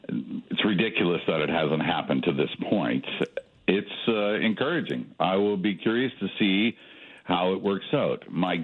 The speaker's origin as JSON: {"language": "English", "town": "Toronto", "region": "Ontario", "country": "Canada", "tie": "born there", "also_born_or_lived": "Edmonton / Calgary", "said": "It was the same when I moved from Edmonton to Calgary. I made many friends in both places, and they're basically, I think, what ties you to a city. I was born in Toronto."}